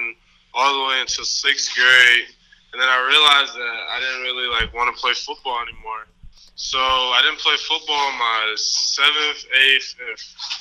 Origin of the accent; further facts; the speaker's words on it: Southfield, Michigan, United States; now in Canton, United States; I grew up in Southfield, Michigan, most of my life. That was where I was born and raised